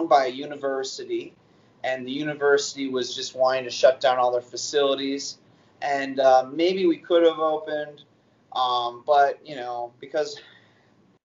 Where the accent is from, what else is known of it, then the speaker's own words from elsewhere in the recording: north of Wisconsin, United States; accent: Yooper; I get really like youpery, if they call it. So, but that's, I'm up north of Wisconsin. That's why you just kind of have those types of people with that voice